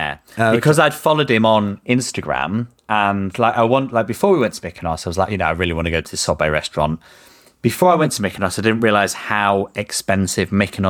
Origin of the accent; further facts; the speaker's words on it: Yorkshire and the Humber, United Kingdom; this is, I'm from Yorkshire.